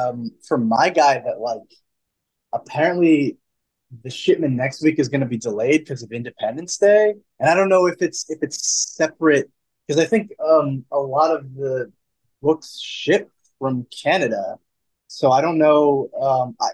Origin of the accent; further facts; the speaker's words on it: United States; it comes with the territory being an American.